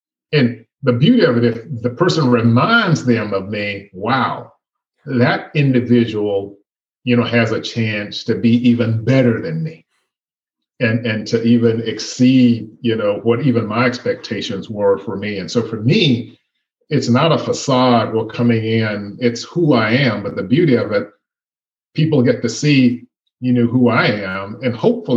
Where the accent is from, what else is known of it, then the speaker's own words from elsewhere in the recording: Birmingham, Alabama, United States; I was born in Birmingham, Alabama. And at the end of the day, I'm an American. I've never lived anyplace else. I was born and raised here